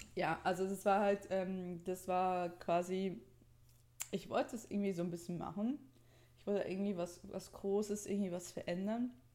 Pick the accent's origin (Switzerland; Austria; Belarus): Switzerland; accent: Swiss; moved away; weil ich ja immer aufgezogen wurde für meinen Akzent